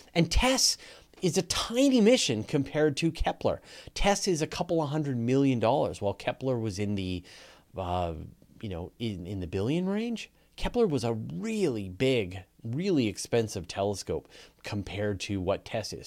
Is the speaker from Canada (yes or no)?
yes; Canada; accent: Canadian; I just have a Canadian accent.